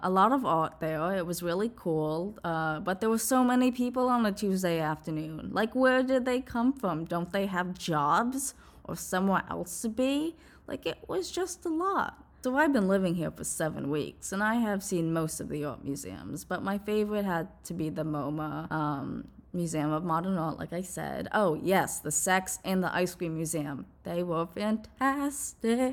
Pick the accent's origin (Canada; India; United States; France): United States; New Jersey; also born or lived in New York City; I grew up in New Jersey